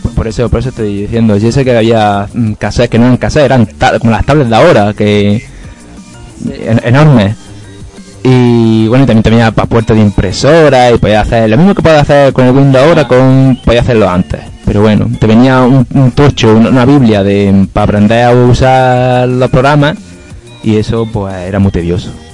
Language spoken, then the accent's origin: Spanish; Maracena, Andalusia, Spain; aquí en Maracena, en el pueblo había también un salón recreativo, estaba enfrente del colegio